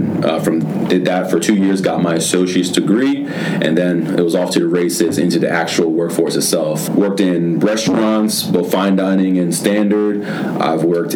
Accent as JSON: {"language": "English", "town": "Philadelphia", "region": "Pennsylvania", "country": "United States", "tie": "born or raised there", "said": "grew up in Frankfurt neighborhood of Philadelphia, kind of on the lower northeast side"}